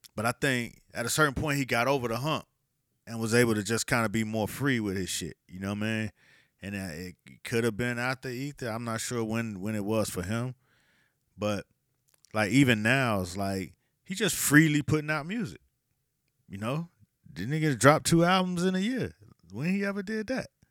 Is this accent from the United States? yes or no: yes; the South, United States; I was from the South